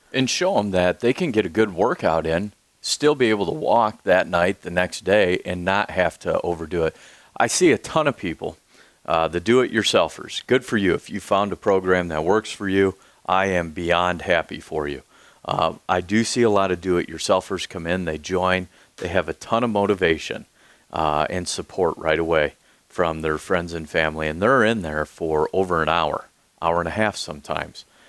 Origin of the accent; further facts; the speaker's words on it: Peru, Illinois, United States; now in Peoria, United States; I grew up in the South Peru area, uh, a little mafia style.